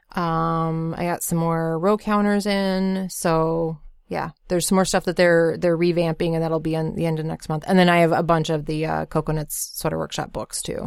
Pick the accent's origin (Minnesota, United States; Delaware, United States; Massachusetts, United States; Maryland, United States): Minnesota, United States; Bemidji; I grew up in Bemidji, Minnesota